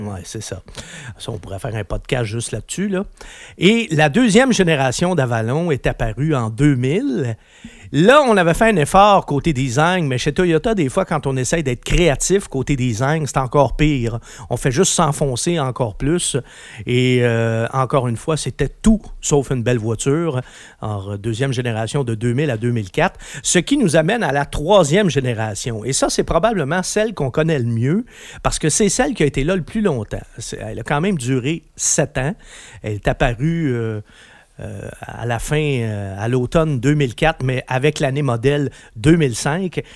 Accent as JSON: {"language": "French", "region": "Quebec", "country": "Canada", "said": "chez nous, au Québec"}